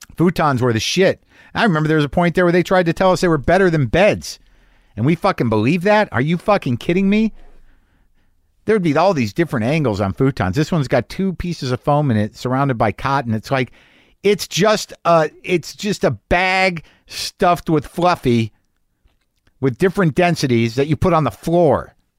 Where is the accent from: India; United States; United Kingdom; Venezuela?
United States; Albuquerque, New Mexico; moved away; I grew up in New Mexico and Albuquerque